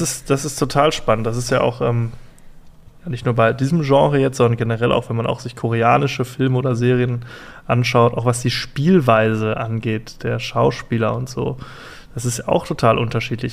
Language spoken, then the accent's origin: German; Germany; ich bin ja Deutscher